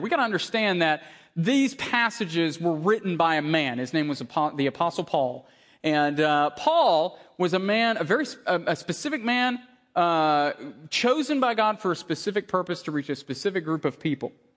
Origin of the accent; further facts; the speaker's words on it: Tennessee, United States; I grew up in Tennessee.